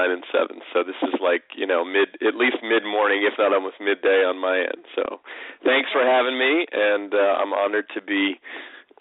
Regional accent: San Francisco Bay Area, California, United States; I grew up out here in California, near where I live, still now in the San Francisco Bay Area

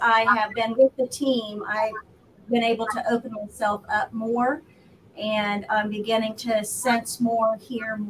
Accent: Emporia, Kansas, United States; I'm from Emporia here.

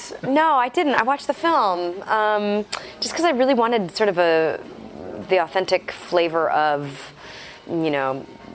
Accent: Wisconsin, United States; I'm from Wisconsin.

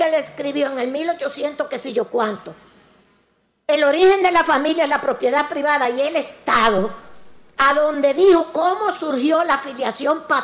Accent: Dominican Republic; Y digo vaina como somos los dominicanos de vainero

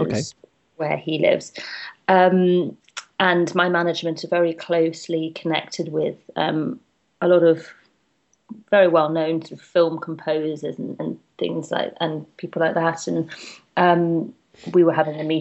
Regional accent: London, United Kingdom; London's like my hometown

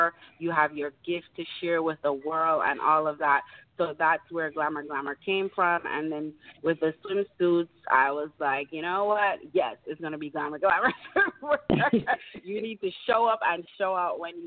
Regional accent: Montego Bay, Saint James, Jamaica; moved away; I am from Jamaica.

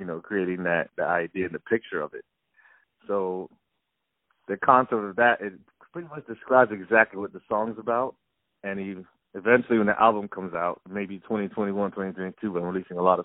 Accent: South Florida, United States; also born or lived in Miami; I'm originally from South Florida

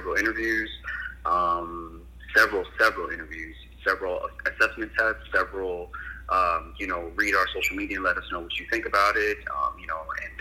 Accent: Coral Springs, Florida, United States; moved away as an adult; also born or lived in London / New York; now in Los Angeles, United States; I'm born and raised from South Florida. You know, grew up in Coral Springs. You know, Coral Springs, Florida.

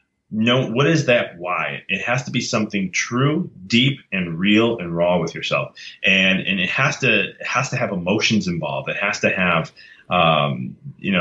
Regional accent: United States; I'm from America, but my dad's from Italy. And but I was raised Italian.

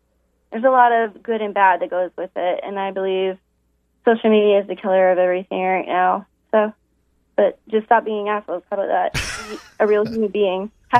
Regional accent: New York, United States; also born or lived in Ireland; But I was born in New York, but I grew up over in Ireland, too. So I spent a lot of time over there.

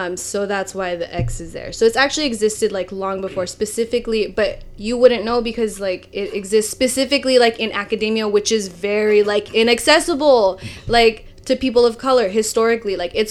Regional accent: Philippines; like for me when I'm Filipino, so when I, the Tagalog word for Filipino and self-identifying as Filipino is Pinoy or Pinay.

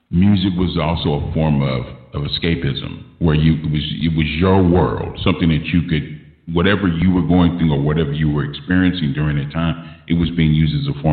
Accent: Los Angeles, California, United States; growing up in South Central

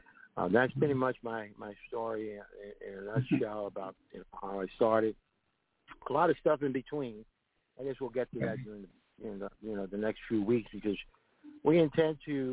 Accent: New York, United States; now in Puerto Rico; I was from New York, so he was from New York.

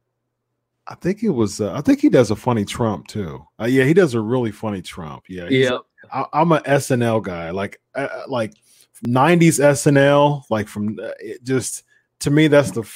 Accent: Ohio, United States; I'm an Ohio guy

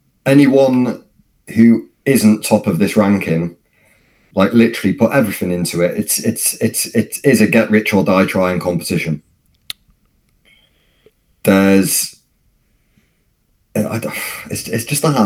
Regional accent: Wales, United Kingdom; even as a Welshman

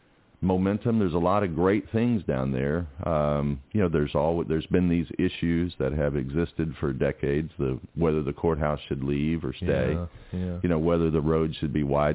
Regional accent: Atlanta, Georgia, United States; I'm from Atlanta.

